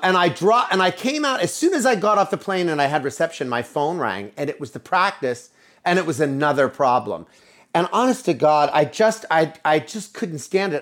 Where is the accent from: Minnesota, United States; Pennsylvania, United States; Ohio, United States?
Pennsylvania, United States; Altoona; moved away as an adult; also born or lived in New York City; I was born and raised in Altoona, Pennsylvania, many years ago, and I made my way to New York City.